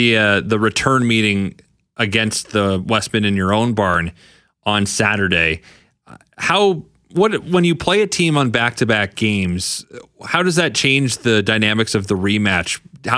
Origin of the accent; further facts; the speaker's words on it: Canada; Cause growing up in Canada, you see the NBA a lot